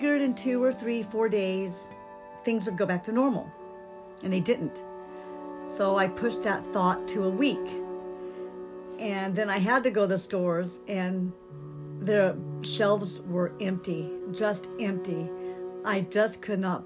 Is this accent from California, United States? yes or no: yes; Downey, California, United States; also born or lived in Albuquerque, New Mexico; now in Hemet, United States; Originally, I was born in Albuquerque, New Mexico, and I grew up in Downey, California. But I've lived in Hemet for the last 25 years.